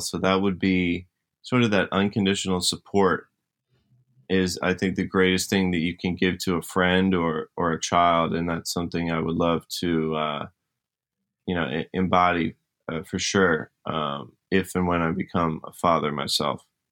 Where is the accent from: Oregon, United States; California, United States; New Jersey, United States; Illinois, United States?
New Jersey, United States; I was in New Jersey. That's where I grew up